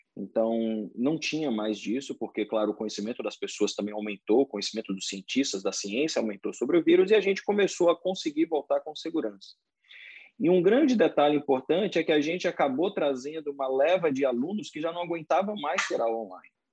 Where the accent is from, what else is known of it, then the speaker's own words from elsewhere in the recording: Salvador, Bahia, Brazil; moved away as an adult; now in Orlando, United States; eu fui criado em escola de inglês em Salvador